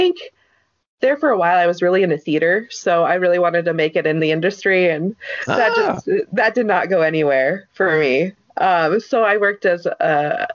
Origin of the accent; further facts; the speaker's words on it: Sioux Falls, South Dakota, United States; I was born and raised here in Sioux Falls.